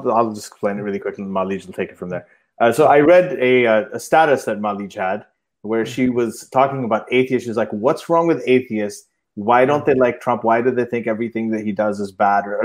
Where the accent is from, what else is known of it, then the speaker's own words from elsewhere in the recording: Saudi Arabia; I grew up in Saudi Arabia as well.